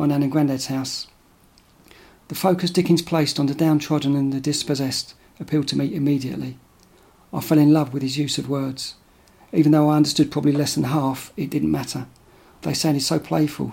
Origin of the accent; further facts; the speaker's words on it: Dagenham, London, United Kingdom; I was born in Dagenham, 1969, an identical twin.